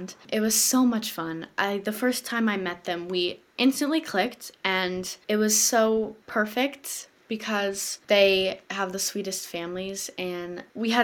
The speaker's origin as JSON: {"language": "English", "region": "Texas", "country": "United States", "tie": "born or raised there", "said": "doing community theater in my hometown in Texas"}